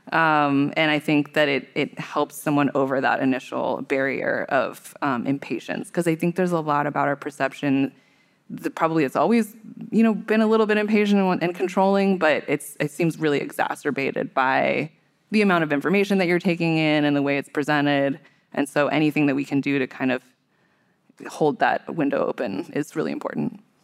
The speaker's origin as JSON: {"language": "English", "area": "Bay Area", "region": "California", "country": "United States", "tie": "born or raised there", "said": "I grew up in the Bay Area"}